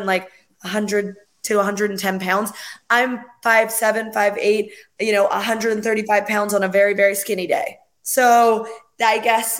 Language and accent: English; West Coast of Canada, Canada; moved away; I'm from the West Coast of Canada.